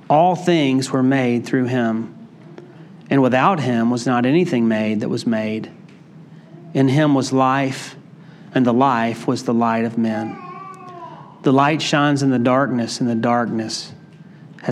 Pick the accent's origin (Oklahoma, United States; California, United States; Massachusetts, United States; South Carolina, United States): South Carolina, United States; Greenville; When I was a child growing up in Greenville, South Carolina